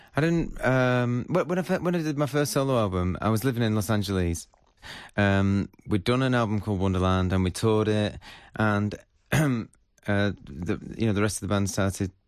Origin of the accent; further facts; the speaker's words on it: Northwich, North West England, United Kingdom; also born or lived in Salford; I grew up in Northwich